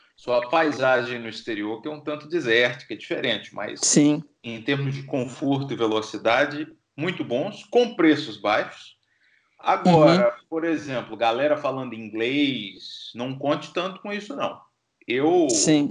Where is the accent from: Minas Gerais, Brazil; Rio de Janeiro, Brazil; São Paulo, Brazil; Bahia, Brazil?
Bahia, Brazil; Feira de Santana; now in Stockholm, Sweden; eu saí de Feira de Santana, lá no Agreste